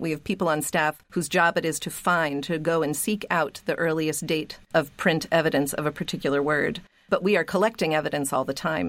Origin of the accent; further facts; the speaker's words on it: Pittsburgh, Pennsylvania, United States; moved away; also born or lived in New England; I grew up in Pittsburgh, and I moved to New England